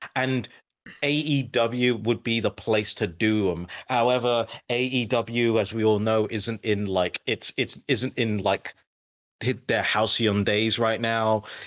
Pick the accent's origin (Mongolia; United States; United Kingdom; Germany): United Kingdom; I'm British